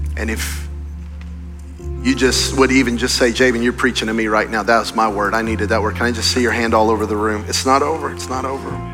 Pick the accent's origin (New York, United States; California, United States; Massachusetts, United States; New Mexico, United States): New Mexico, United States; Belen; moved away; I'm from Belen, New Mexico. Belen, Belen, Belen, Belen. There are more people on this campus right now, just this one, than in my hometown.